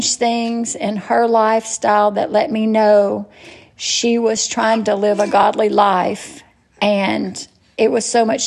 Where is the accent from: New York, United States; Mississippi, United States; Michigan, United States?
Mississippi, United States; Natchez; I was born in Natchez, Mississippi, and I was born to great parents